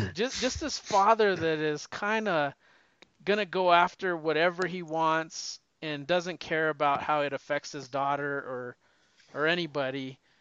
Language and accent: English; the West, United States; I'm from the West